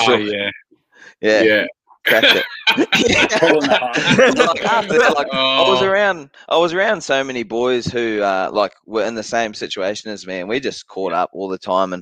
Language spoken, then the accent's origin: English; Christchurch, Canterbury, New Zealand; Christchurch, North Canterbury, down in the South Island in New Zealand